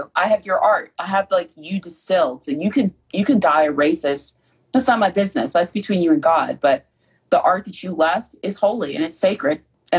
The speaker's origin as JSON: {"language": "English", "region": "Southern United States", "country": "United States", "tie": "born or raised there", "said": "I grew up in the South and I have internalized white supremacy."}